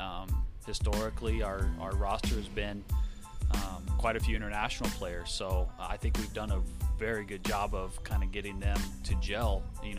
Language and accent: English; Albuquerque, New Mexico, United States; In Albuquerque.